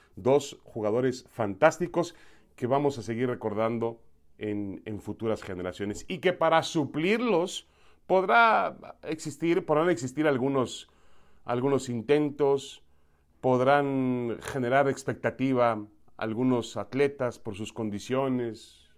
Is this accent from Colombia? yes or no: no; Mexico; tiene tanto derecho como cualquier otro mexicano, como yo